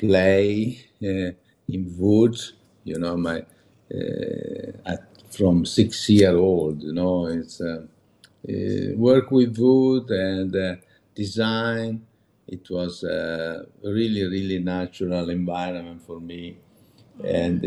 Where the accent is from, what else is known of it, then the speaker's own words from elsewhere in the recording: Meda, Lombardy, Italy; English is a second language; now in Milan, Italy; I grew up in Meda